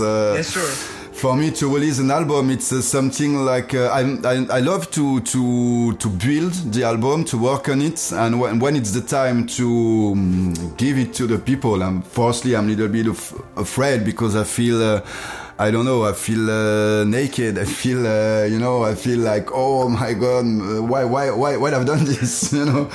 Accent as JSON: {"language": "English", "country": "France", "tie": "born or raised there", "second_language": "English", "said": "my my hometown like i'm i'm come from um, a little city in um, in countryside"}